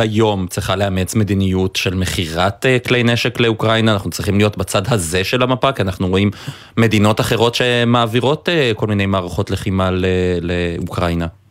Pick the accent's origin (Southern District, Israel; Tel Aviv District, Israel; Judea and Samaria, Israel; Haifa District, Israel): Haifa District, Israel; Haifa; moved away; אני חיפאי במקור, המפרץ, הלבניות שם זה חלק מנוף ילדותי